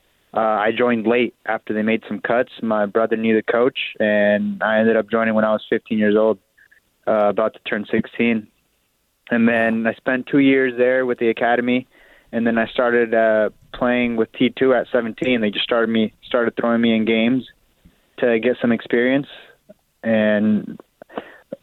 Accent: Portland, Oregon, United States; moved away as an adult; now in Los Angeles, United States; I was born and raised over there in Portland

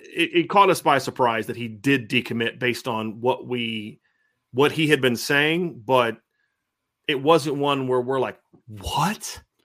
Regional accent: Lima, Ohio, United States; growing up in Lima

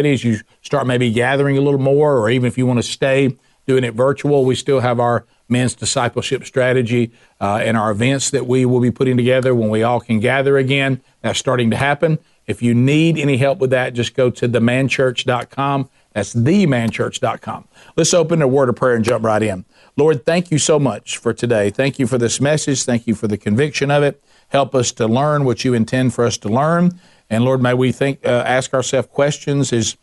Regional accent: the Bible Belt, the South, United States; I grew up in the Bible Belt, the home of cultural Christianity.

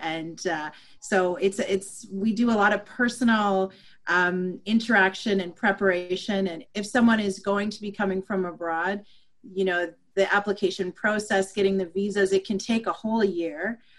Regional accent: Zimbabwe; now in Saint John, Canada; So in my family, we are from Zimbabwe, Africa, came to Canada in 1980. So we also chose to live here.

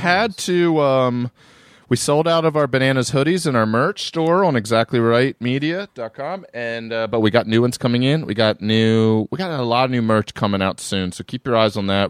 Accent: Maryland, United States; now in New York, United States; I'm from Maryland, but, uh, I do live in New York.

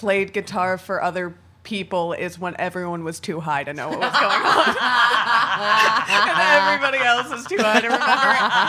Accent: Florida, United States; growing up in Florida

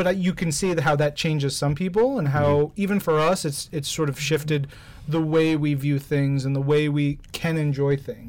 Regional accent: New York City, New York, United States; I grew up in New York.

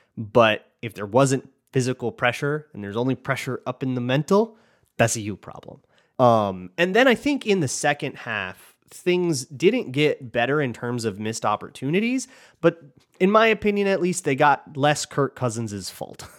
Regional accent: Minnesota, United States; I'm from Minnesota

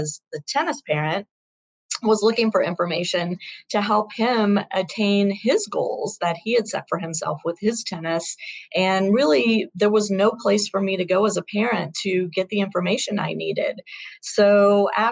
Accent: Shreveport, Louisiana, United States; we grew up together in Shreveport, Louisiana

